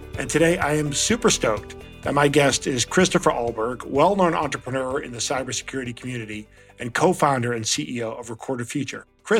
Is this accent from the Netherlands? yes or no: yes; Netherlands; moved away; I'm from the Netherlands. I'm a little bit more Americanized than you are